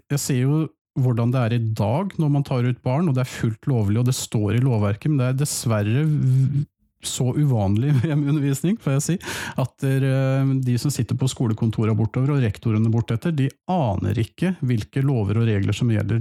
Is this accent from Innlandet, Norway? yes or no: no; Halden, Østfold, Norway; now in Fredrikstad, Norway; Jeg er jo opprinnelig fra Halden